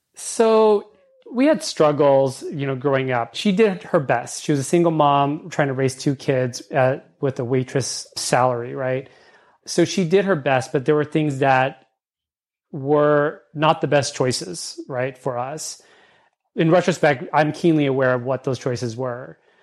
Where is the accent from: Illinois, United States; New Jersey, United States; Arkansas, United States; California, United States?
California, United States; accent: California English; I speak California English. I was brought up in California.